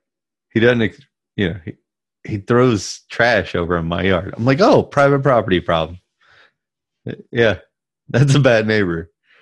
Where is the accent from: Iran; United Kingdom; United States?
United States; the South; But I grew up in the South in a right family, a right-leaning family.